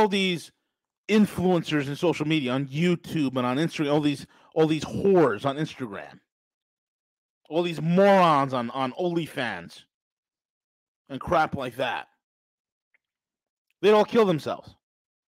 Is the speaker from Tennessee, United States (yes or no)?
no; New York, United States; I'm from New York.